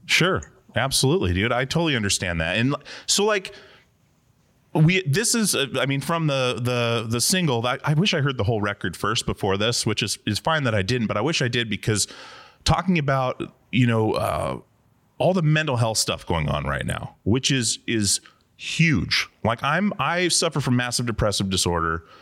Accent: Alaska, United States; moved away; growing up in Alaska

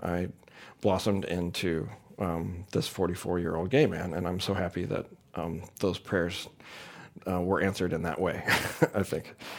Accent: St. Louis, Missouri, United States; I grew up in St. Louis, Missouri, in a pretty conservative community

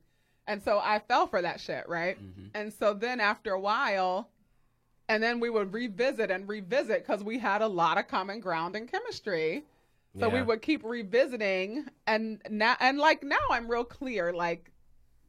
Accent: United States; I absolutely love being an American.

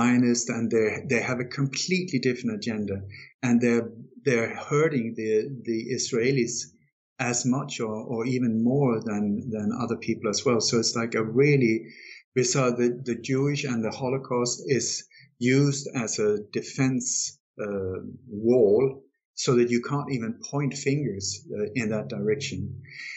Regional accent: Denmark; I was born in Denmark

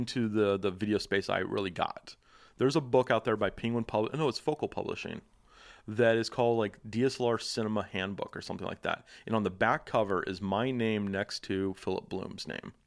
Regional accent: Dallas, Texas, United States; moved away; I'm from Dallas

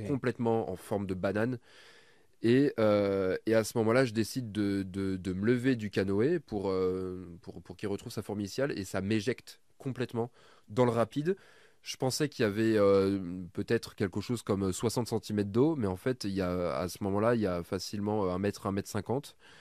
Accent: Burgundy, Bourgogne-Franche-Comté, France; je viens de Bourgogne et donc du coup, euh, le vin, bon, nous on est un peu habitué à le boire

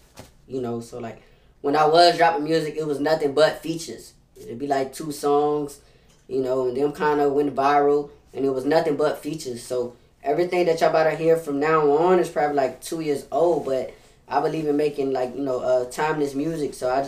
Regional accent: Los Angeles, California, United States; also born or lived in Alabama; now in New Orleans, United States; Originally, I'm from L.A. So, Los Angeles, then I moved to Alabama, you hear me? And I've been living out here for the past 10 years in New Orleans, so I'm really from everywhere

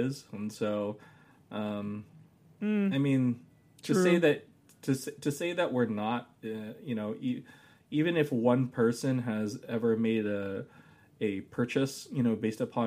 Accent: United States; I'm an American.

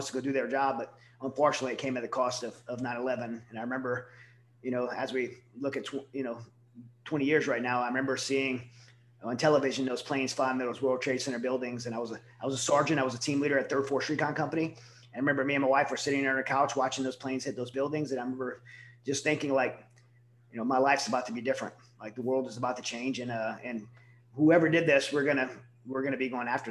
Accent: Southern Louisiana, United States; now in Texas, United States; I'm from Southern Louisiana, born and raised there

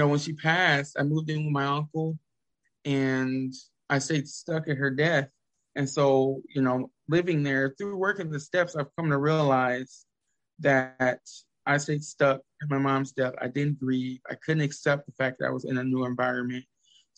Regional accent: the South, United States; I was raised in the South

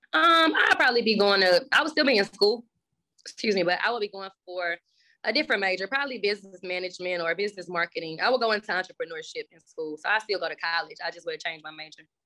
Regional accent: Dallas, Texas, United States; I was born in Dallas

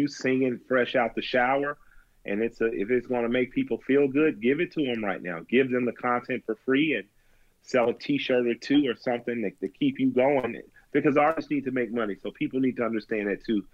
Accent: the South, United States; I'm a Southerner

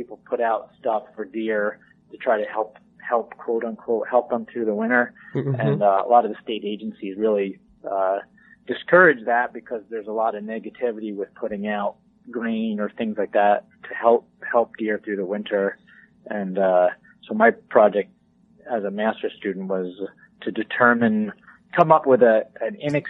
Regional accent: Northeast, United States; So I grew up in the Northeast, and I live and work out of my home in New York State, and grew up, like many QDMA employees, as a deer hunter.

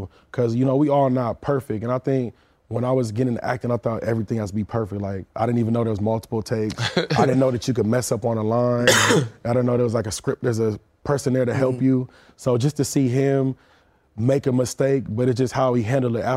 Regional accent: California, United States; I'm from out here

